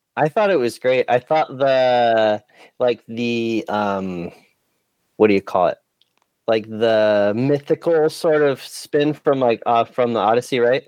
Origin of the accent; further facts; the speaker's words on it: California, United States; Growing up in California, we learn a lot of these old like folk songs